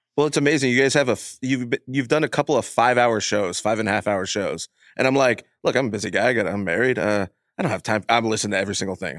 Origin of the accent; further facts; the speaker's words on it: Houston, Texas, United States; I'm from Houston myself